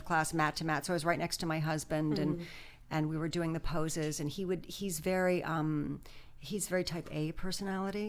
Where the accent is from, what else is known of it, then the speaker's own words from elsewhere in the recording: New York City, New York, United States; also born or lived in Connecticut; now in Los Angeles, United States; I'm originally from New York City